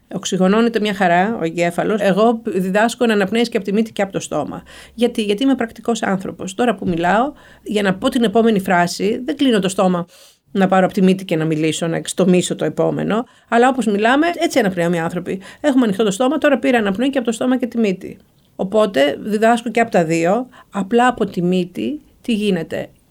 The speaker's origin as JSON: {"language": "Greek", "town": "Karditsa", "region": "Thessaly", "country": "Greece", "tie": "born or raised there", "also_born_or_lived": "Moscow, Russia / Athens / Salzburg", "moved": "as an adult", "said": "γεννήθηκα και μεγάλωσα στην Καρδίτσα"}